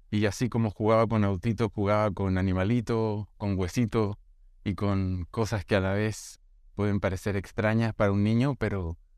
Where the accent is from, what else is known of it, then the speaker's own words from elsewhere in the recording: Brazil; born there; por accidente también yo nací en Brasil en ese tiempo